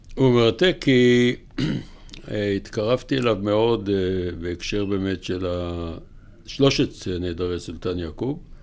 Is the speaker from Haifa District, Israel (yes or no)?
yes; Kiryat Motzkin, Haifa District, Israel; also born or lived in Hadera / Jerusalem; עברו לקריות, שם היה יותר אוכל. והייתי בכל הקריות, בעיקר בקריית מוצקין